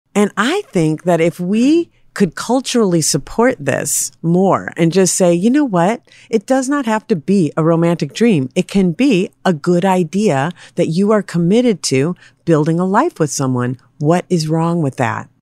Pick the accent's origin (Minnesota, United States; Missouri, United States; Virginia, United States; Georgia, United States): Minnesota, United States; Minneapolis; I was raised in Minneapolis